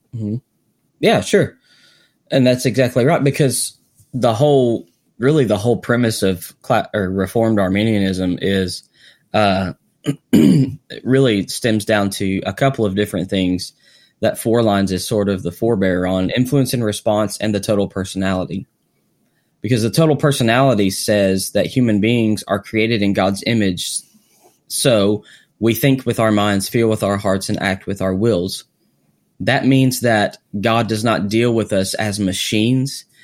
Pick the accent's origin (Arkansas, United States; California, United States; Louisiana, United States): Arkansas, United States; I'm from Arkansas